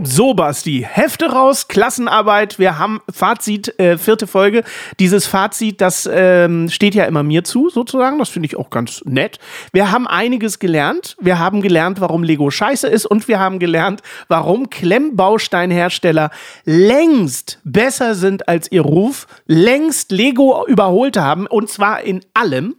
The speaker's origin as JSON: {"language": "German", "town": "Dresden", "region": "Saxony", "country": "Germany", "tie": "born or raised there", "said": "wollte ich die Frauenkirche aus Dresden gerne bauen, äh, weil es nun mal meine Heimat ist"}